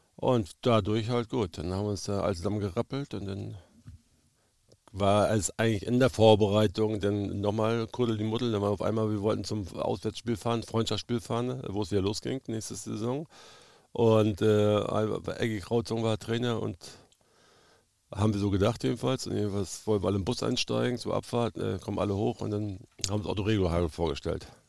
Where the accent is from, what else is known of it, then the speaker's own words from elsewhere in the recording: Güstrow, Mecklenburg-Vorpommern, Germany; also born or lived in Krakow am See / Schwerin; ich bin da in Güstrow groß geworden, also wir haben in Güstrow gewohnt, da zu Hause. 16 äh, Jahre in der Jugend äh, verbracht